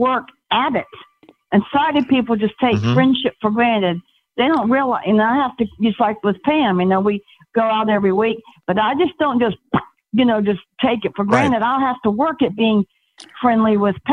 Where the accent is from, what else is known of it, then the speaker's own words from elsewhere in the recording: Savannah, Georgia, United States; now in Homewood, United States; I'm originally from Savannah, but I'm in Homewood